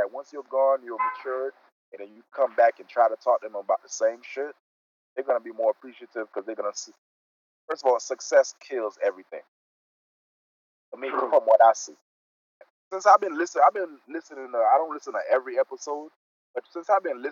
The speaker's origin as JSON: {"language": "English", "town": "Miami", "region": "Florida", "country": "United States", "tie": "born or raised there", "said": "I grew up in Miami. Yes, I grew up in a Caribbean community in Miami"}